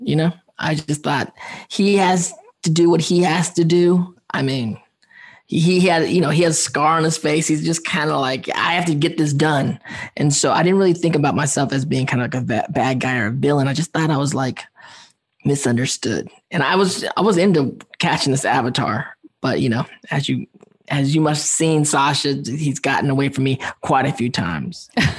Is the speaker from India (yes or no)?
no; Philippines; Okay, well, one of my personal favorite random facts is, well, I'm Filipino.